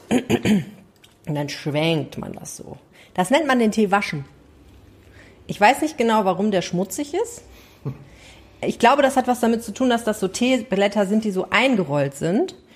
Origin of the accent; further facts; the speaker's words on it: Morocco; Als Marokkaner muss man das ja so hoch machen und dann möglichst viel Fladdern.